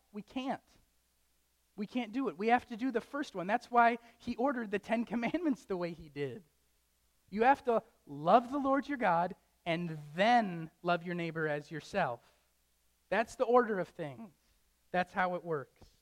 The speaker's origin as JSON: {"language": "English", "town": "Traverse City", "region": "Michigan", "country": "United States", "tie": "born or raised there", "moved": "as an adult", "lives_now": "Wisconsin, United States", "said": "I don't want to move away from my hometown. I don't want to move away from Traverse City"}